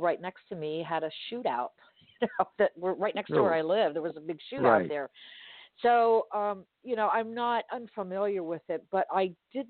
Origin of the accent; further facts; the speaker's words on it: Miami, Florida, United States; I grew up in Miami and there was a huge drug influence during the 70s and 80s.